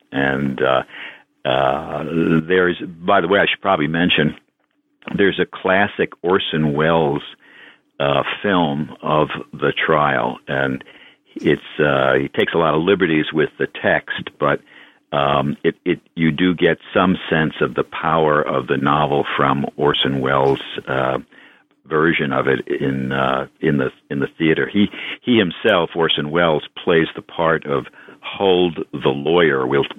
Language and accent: English; New York City, New York, United States; I grew up in New York City, actually, in the neighborhood at the top end of Manhattan Island, Inwood, part of Washington Heights.